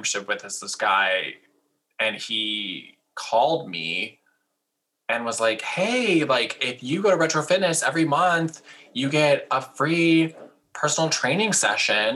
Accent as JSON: {"language": "English", "region": "Illinois", "country": "United States", "said": "we're from Illinois"}